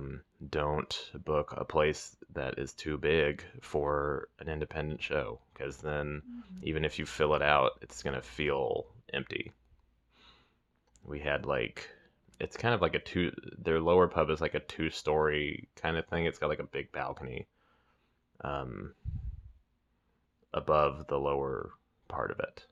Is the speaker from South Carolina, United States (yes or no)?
no; Weston, Missouri, United States; my hometown, Weston